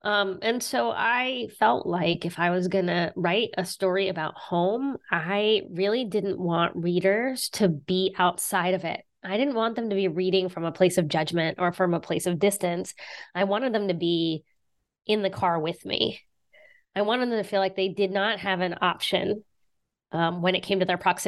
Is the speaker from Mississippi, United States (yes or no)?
no; West Virginia, United States; Yeah, I'm from West Virginia. I grew up in West Virginia.